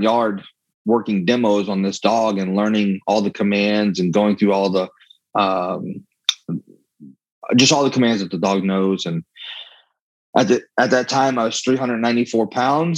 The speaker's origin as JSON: {"language": "English", "region": "Louisiana", "country": "United States", "said": "I'm from Louisiana"}